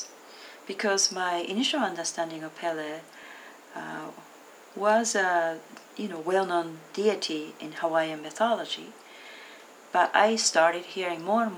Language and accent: English; Tokyo, Japan; moved away as an adult; also born or lived in Seattle, Washington, United States; I'm originally from Tokyo, Japan, and moved to Seattle, Washington, USA, about 29 years ago